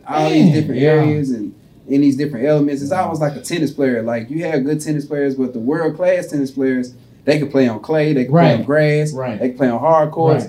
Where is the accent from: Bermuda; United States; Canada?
Bermuda; I grew up on Bermuda, so that's what I'm... That's my home.